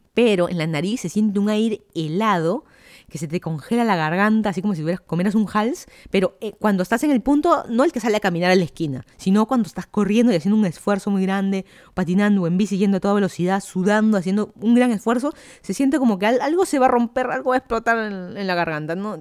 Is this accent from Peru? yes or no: yes; Lima, Peru; moved away as an adult; also born or lived in Miami, United States / Fairfax County, Virginia, United States; now in Virginia, United States; yo soy de Lima, Perú. Me mudé a Estados Unidos hace tres años, más o menos.